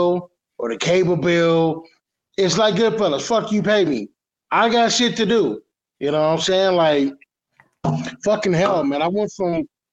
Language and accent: English; United States; also born or lived in Detroit, Michigan / Houston, Texas; growing up in Detroit and Houston